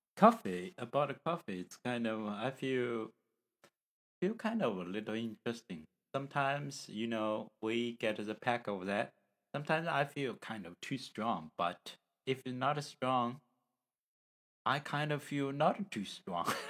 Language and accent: English; China; from China